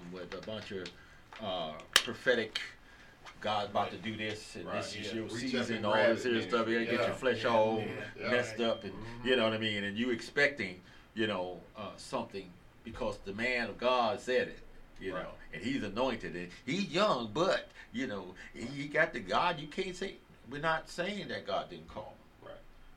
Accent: United States; I'm from America

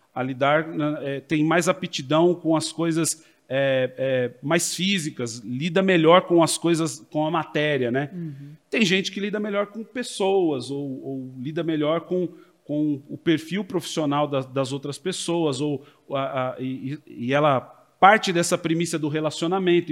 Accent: Americana, São Paulo, Brazil; Sou nascido em Americana, vivi parte da minha vida na cidade de São Paulo, regressei ao interior já num período é, entre a minha juventude e fase adulta

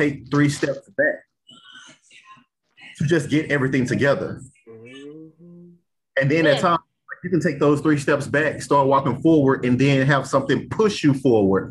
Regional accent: the South, United States; I'm from the South

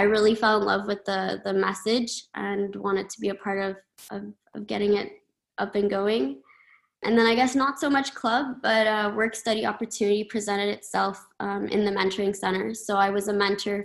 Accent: Ottawa, Ontario, Canada; I'm from Ottawa, and I've been fortunate enough to get to know the campus over the course of my elementary, middle, high school

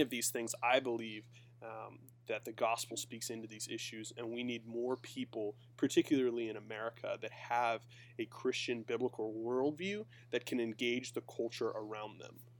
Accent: Pennsylvania, United States; I grew up in PA

